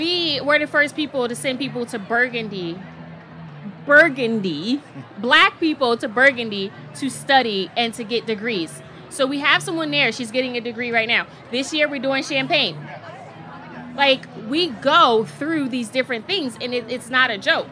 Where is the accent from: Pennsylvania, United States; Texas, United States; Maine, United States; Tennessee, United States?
Pennsylvania, United States; Philadelphia; moved away as an adult; also born or lived in Miami; I'm from North Philadelphia